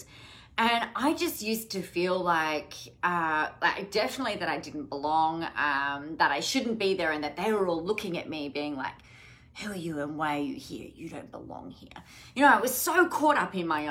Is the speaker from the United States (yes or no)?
no; Adelaide, South Australia, Australia; I grew up in Adelaide